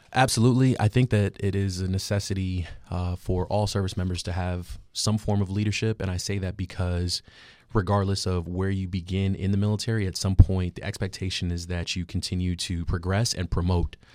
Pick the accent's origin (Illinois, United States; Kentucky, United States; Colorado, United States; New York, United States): New York, United States; New York City; moved away; originally from Queens, New York